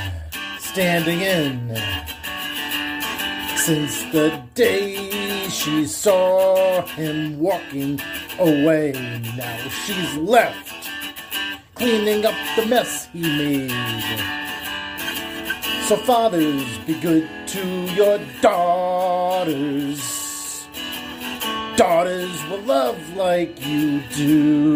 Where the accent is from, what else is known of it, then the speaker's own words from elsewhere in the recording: Little Rhody, Rhode Island, United States; also born or lived in Salem, Massachusetts; I'm from Little Rhodey.